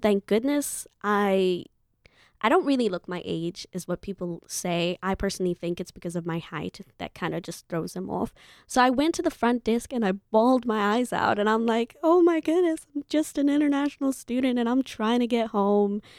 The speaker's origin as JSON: {"language": "English", "country": "Zimbabwe", "moved": "as an adult", "said": "my home country, Zimbabwe"}